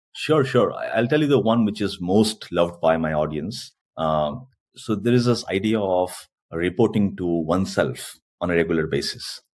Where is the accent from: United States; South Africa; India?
India; first language Hindi; English is a second language; moved away as an adult; also born or lived in Korea; now in South Korea; in India also we have a lot of dialects